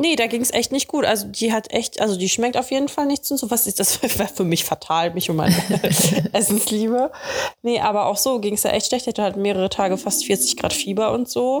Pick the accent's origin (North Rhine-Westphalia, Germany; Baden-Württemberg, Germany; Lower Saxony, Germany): North Rhine-Westphalia, Germany; Dortmund; now in Cologne, Germany; in Dortmund, in meiner Heimat